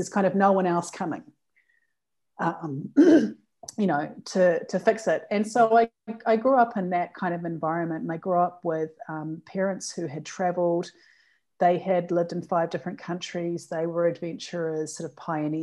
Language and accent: English; New Zealand; I was brought up in New Zealand